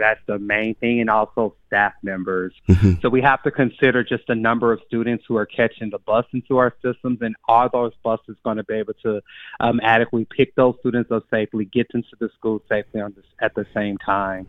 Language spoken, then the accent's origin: English; Texas, United States; moved away as an adult; now in Madison, United States; I'm a Texan